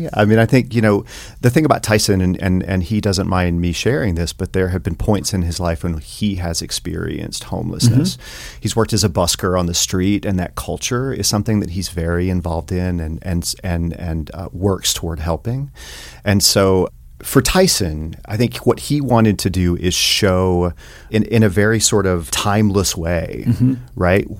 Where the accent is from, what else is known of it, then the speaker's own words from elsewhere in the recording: Telford, Tennessee, United States; now in Montana, United States; I grew up in the mountains of East Tennessee.